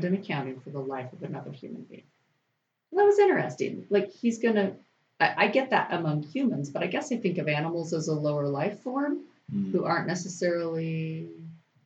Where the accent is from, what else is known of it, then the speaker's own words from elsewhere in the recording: Alaska, United States; I'm from Alaska